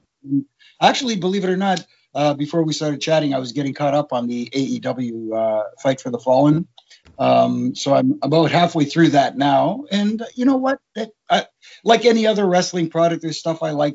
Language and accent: English; Toronto, Ontario, Canada; if you were in my age group growing up in Toronto